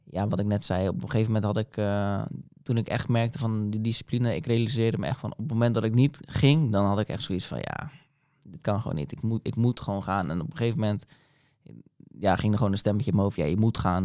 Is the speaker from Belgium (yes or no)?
no; Dordrecht, South Holland, Netherlands; now in Papendrecht, Netherlands; ben in Dordrecht geboren en getogen